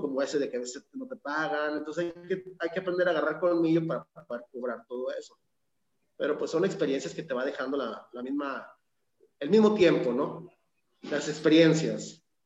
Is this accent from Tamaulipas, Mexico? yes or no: no; Torreón, Coahuila, Mexico; yo soy originario de Torreón, Coahuila